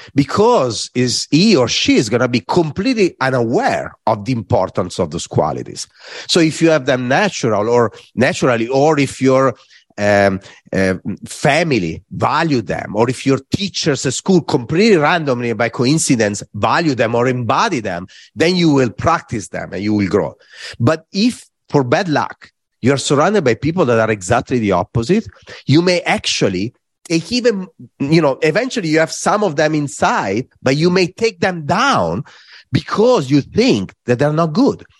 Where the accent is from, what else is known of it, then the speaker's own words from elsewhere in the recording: Varese, Lombardy, Italy; English is a second language; moved away; I was in Varese, in my hometown